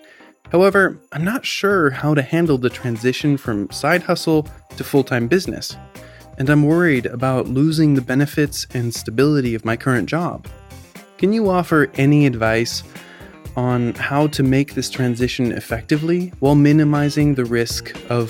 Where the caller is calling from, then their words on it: Seattle, Washington, United States; I'm calling from Seattle, Washington.